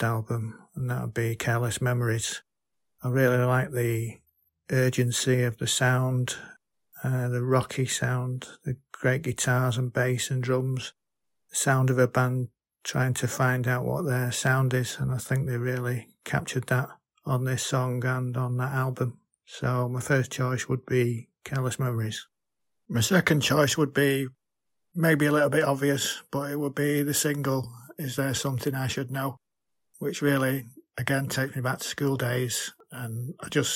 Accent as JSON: {"language": "English", "town": "Manchester", "region": "North West England", "country": "United Kingdom", "said": "I'm from Manchester, England"}